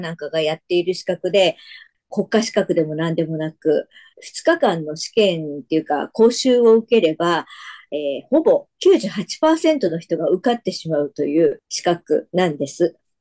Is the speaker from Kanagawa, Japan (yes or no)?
yes; Yokohama, Kanagawa, Japan; now in Saitama, Japan; もともとは横浜で生まれ育ちましたので、自分の中では神奈川県民的な思いはあります。